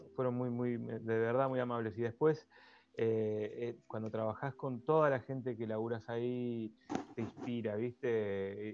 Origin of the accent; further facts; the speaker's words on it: La Plata, Buenos Aires Province, Argentina; yo soy platense y aquí formé